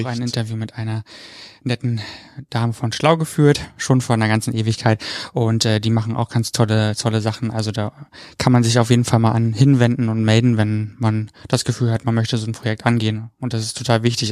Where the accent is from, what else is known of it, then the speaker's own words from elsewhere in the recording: Brandenburg, Germany; ich komme ja aus Brandenburg